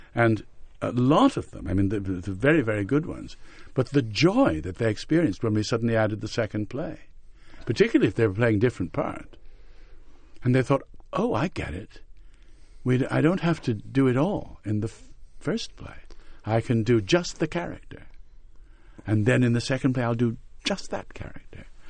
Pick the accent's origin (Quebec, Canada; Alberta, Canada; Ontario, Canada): Quebec, Canada; Montreal; moved away as an adult; also born or lived in England; growing up in Montreal in our period